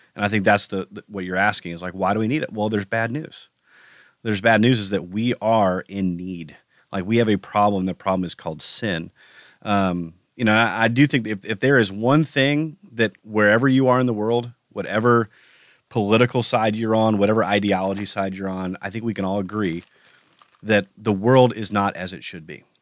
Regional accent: United States; as an American

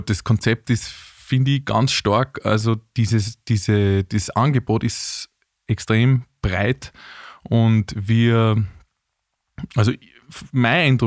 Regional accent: Vienna, Austria; aber ich bin ja Wiener. Das ist ja auch eine Seltenheit.

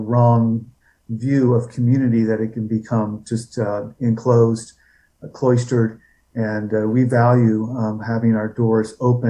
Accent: outside of San Francisco, California, United States; moved away; I am originally from California, a doctor's family with 8 children. And I grew up in an upper middle class background outside of San Francisco.

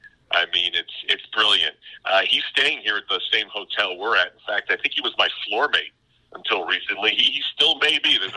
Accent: Guilderland, New York, United States; So I told him I was from Gilderland, and I knew all about Linton High and Schenectady

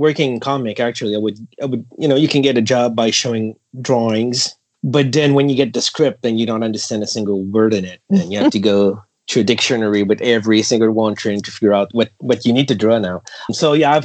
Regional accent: Canada; as a Canadian to work for companies

